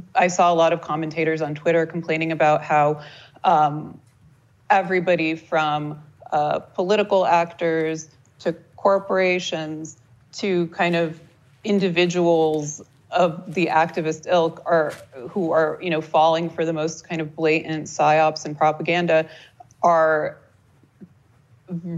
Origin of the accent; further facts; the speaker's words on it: Moscow, Russia; now in United States; I was born in Moscow back when Russia was the Soviet Union, and actually, when we moved here, um, as a family